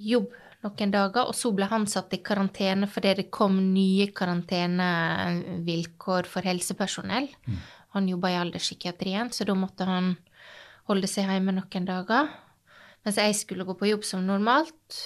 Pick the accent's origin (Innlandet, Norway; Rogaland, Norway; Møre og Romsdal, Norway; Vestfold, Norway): Møre og Romsdal, Norway; Hareid; Jeg er fra Hareid.